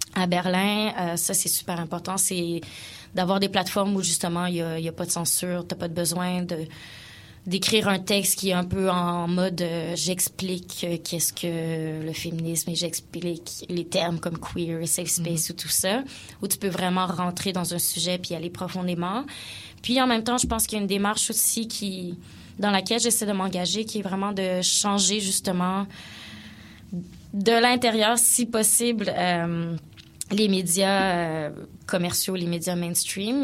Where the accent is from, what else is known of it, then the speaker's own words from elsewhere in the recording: Quebec, Canada; also born or lived in South Africa; ici, bon, on est à Montréal, donc, je suis francophone, je suis québécoise